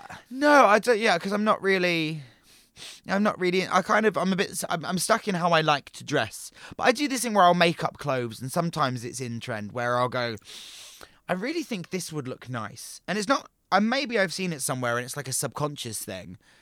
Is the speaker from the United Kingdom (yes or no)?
yes; Portsmouth, South East England, United Kingdom; moved away; also born or lived in Brighton; I moved from Portsmouth to Brighton